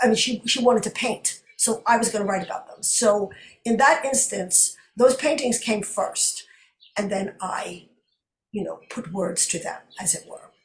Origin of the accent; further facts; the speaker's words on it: New York City, New York, United States; my hometown Brooklyn, is where I was raised, although not born